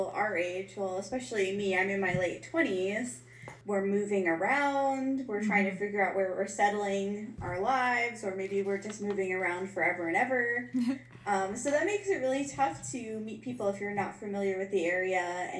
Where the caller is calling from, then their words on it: Newport, Kentucky, United States; I am coming in from Newport, Kentucky, which is basically like Cincinnati, Ohio, so you've learned something today.